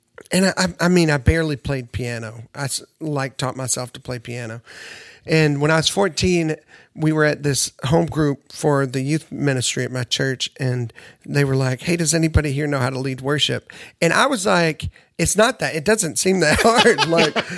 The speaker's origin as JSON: {"language": "English", "town": "Nashville", "region": "Tennessee", "country": "United States", "tie": "born or raised there", "said": "I grew up in Nashville"}